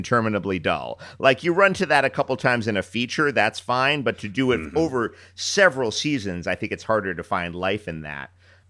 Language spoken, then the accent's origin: English; New York, United States; I grew up in New York, and I've heard a lot of different voices in my life